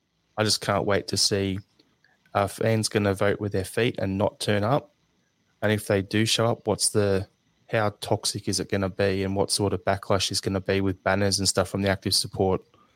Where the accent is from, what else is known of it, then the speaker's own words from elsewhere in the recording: Australia; as an Australian football fan who used to go to the NSL